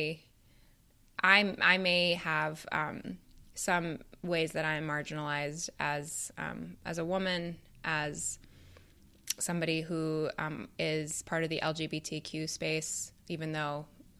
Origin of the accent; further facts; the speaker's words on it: Canada; moved away as an adult; now in Chicago, United States; as I am from Canada originally